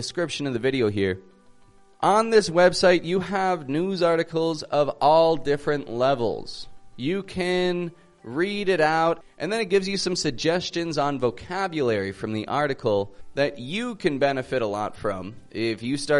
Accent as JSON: {"language": "English", "town": "Toronto", "region": "Ontario", "country": "Canada", "said": "I'm from Toronto, Canada, and I teach the American accent"}